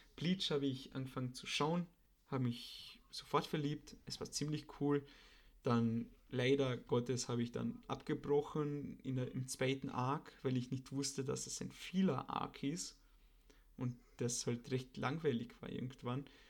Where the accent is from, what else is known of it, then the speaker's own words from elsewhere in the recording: Austria; bei uns in Österreich